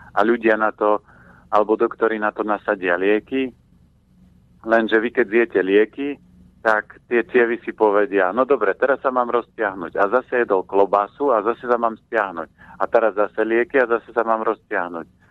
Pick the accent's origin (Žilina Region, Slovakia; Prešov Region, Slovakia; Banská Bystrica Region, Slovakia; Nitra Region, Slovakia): Žilina Region, Slovakia; Orava; ja som vyrastal na Orave, e, v klobáskovej rodine